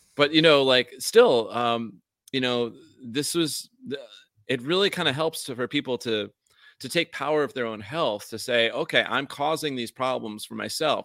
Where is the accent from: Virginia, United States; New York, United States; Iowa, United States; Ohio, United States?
New York, United States; upstate; accent: New York accent, upstate version; also born or lived in Vermont; now in Hawaii, United States; when I was in New York where I grew up